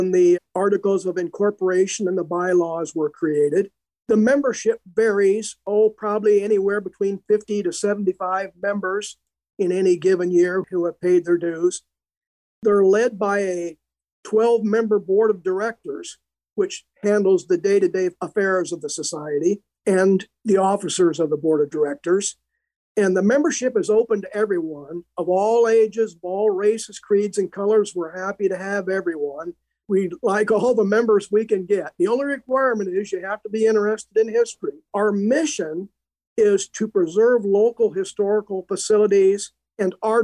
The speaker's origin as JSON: {"language": "English", "town": "Iowa Falls", "region": "Iowa", "country": "United States", "tie": "born or raised there", "said": "I was born and raised in Iowa Falls and graduated from Iowa Falls High School"}